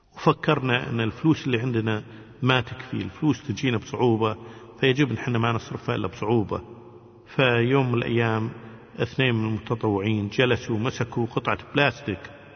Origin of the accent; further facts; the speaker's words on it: Kuwait; احنا من الكويت